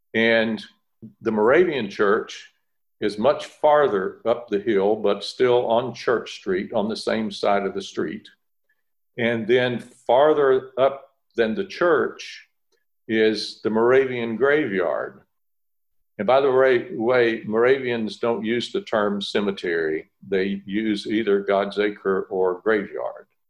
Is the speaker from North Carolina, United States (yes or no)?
yes; Winston-Salem, North Carolina, United States; I grew up outside of Winston-Salem.